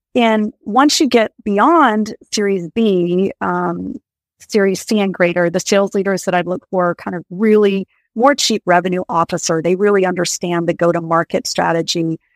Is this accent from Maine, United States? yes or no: yes; Maine, United States; moved away as an adult; also born or lived in Colorado / California; I grew up in Maine, in a small town in rural Maine, went to college in Colorado